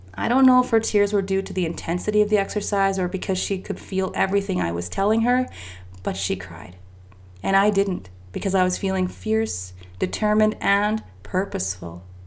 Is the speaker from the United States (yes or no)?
no; Canada; I'm Canadian